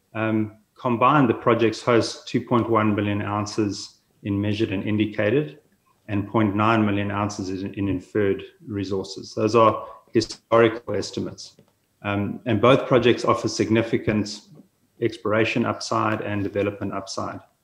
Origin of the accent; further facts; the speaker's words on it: South Africa; moved away as an adult; also born or lived in Saskatoon, Canada; now in Kelowna, Canada; I'm originally from South Africa, born there, schooled there, studied, uh, worked in Africa for some time before moving across to Canada.